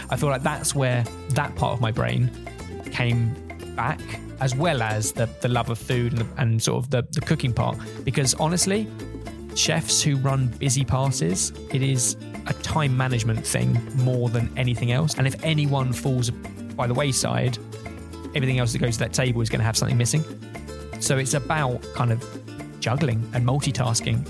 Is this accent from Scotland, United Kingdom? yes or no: no; Hertfordshire, East of England, United Kingdom; I grew up in Hertfordshire